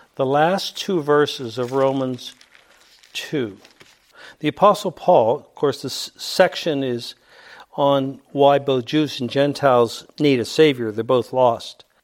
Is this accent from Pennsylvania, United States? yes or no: yes; Pittsburgh, Pennsylvania, United States; I grew up in Pittsburgh.